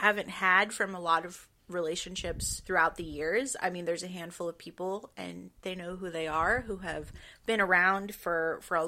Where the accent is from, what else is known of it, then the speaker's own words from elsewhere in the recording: the South, United States; I was born in the South